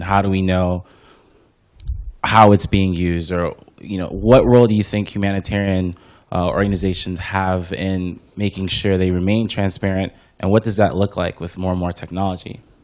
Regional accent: Houston, Texas, United States; moved away; I'm from Houston. I grew up there. I live here now.

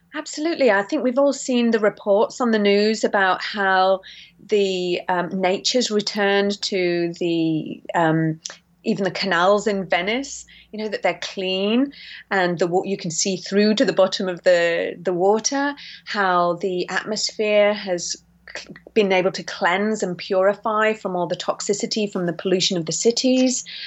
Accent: St Ives, South West England, United Kingdom; also born or lived in Yorkshire; We're from St Ives in Cornwall, and um, my we moved down there because of my sick illness actually as a child

